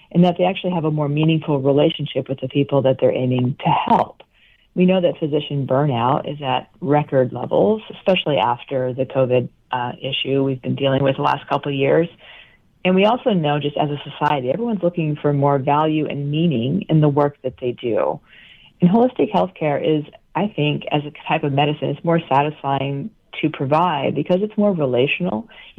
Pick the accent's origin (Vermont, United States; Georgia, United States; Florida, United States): Vermont, United States; moved away as an adult